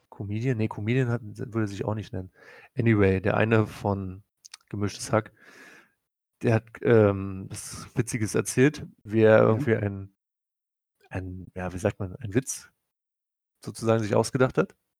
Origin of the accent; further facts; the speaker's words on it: Prussia, Germany; Bin ja Deutscher, ne? bin ja auch noch Preuße